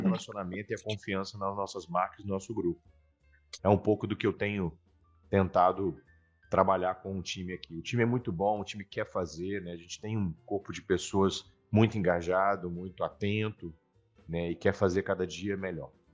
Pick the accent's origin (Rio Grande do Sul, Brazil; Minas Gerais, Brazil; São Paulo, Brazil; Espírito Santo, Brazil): Espírito Santo, Brazil; Vila Velha; also born or lived in Vitória; Eu sou nascido em Vitória, mas criado na cidade de Vila Velha